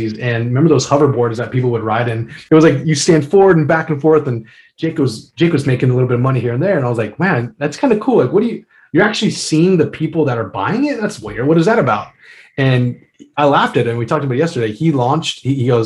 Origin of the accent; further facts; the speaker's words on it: United States; I'm an American.